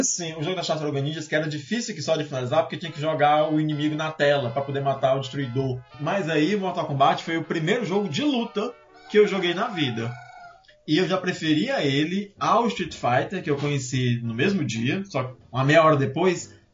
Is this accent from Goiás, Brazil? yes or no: yes; Cavalcante, Goiás, Brazil; Olá pra você que tá me ouvindo. Eu sou de Cavalcante, esse é o …